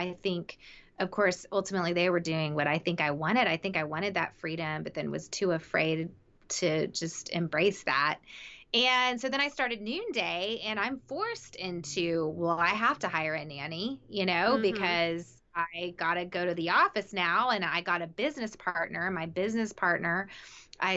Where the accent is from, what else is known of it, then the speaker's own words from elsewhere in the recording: the South, United States; I grew up in the South